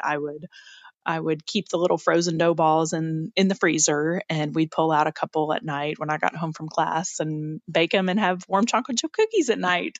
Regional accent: Lexington, Kentucky, United States; I grew up in Lexington, Kentucky. That's where I'm from

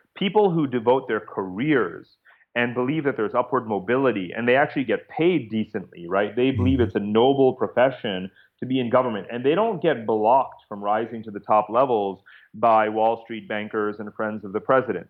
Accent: Chappaqua, New York, United States; now in Singapore; I'm actually from Chappaqua, New York

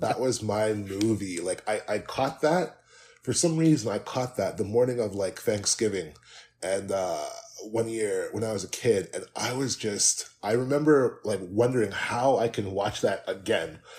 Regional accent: Canada; I'm Canadian

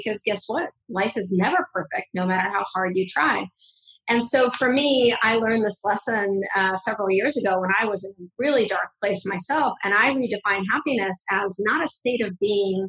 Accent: Russia; moved away; I come from Russia. I'm a Russian Jewish immigrant

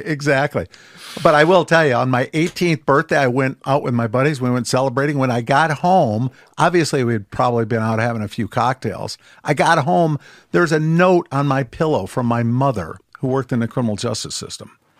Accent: Ann Arbor, Michigan, United States; moved away as an adult; also born or lived in Colombia; I was born and raised in Ann Arbor, Michigan

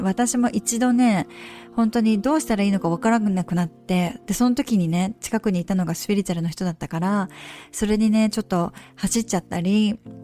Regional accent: Japan; moved away; 家族と一緒に日本に帰る

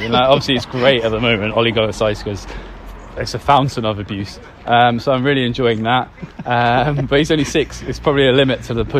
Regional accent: Thornton Heath, London, United Kingdom; So I grew up in Thornheath

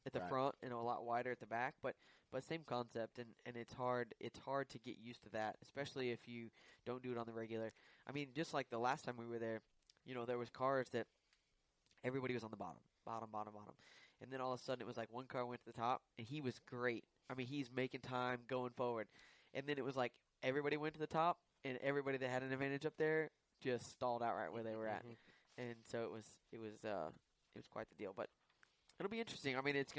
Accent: Illinois, United States; growing up in Illinois

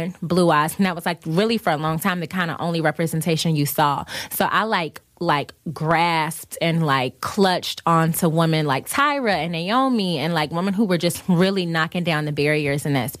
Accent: the South, United States; growing up in the South

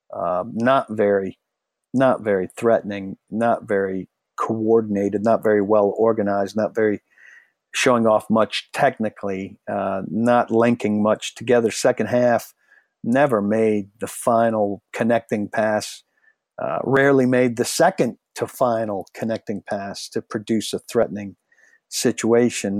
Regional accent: Nashville, Tennessee, United States; I was from Nashville

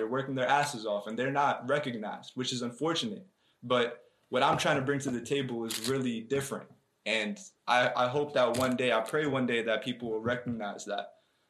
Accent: East Brunswick, New Jersey, United States; also born or lived in Bayonne; I mean, I came from East Brunswick. I was actually born in Bayonne, New Jersey, so that's North Jersey right there.

